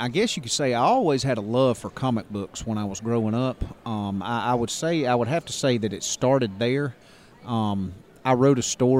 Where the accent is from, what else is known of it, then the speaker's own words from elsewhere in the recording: Ozark, Alabama, United States; This is actually my hometown.